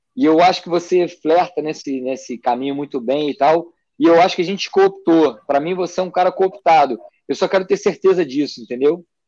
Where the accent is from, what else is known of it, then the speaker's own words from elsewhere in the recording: Rio de Janeiro, Brazil; eu vim do Rio de Janeiro